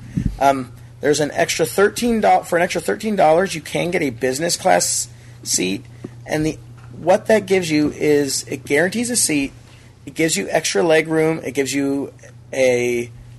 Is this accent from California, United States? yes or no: yes; San Diego, California, United States; now in Orange County, United States; growing up in San Diego and living in Orange County